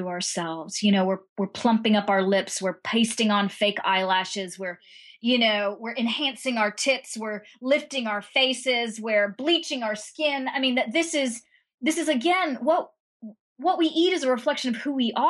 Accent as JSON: {"language": "English", "country": "United States", "tie": "born or raised there", "said": "I grew up in a place where my mother, you know, in the United States, but I'm of Indian origin"}